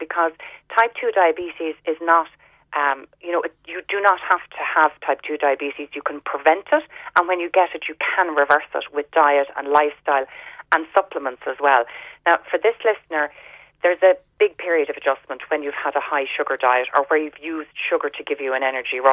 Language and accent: English; Ireland; growing up in Ireland